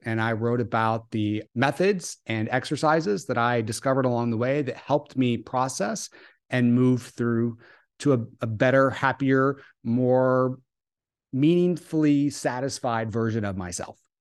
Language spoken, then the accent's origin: English; the South, United States; I grew up in the South